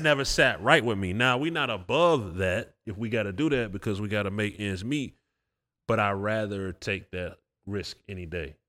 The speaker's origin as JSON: {"language": "English", "town": "Atlanta", "region": "Georgia", "country": "United States", "said": "I'm from Atlanta."}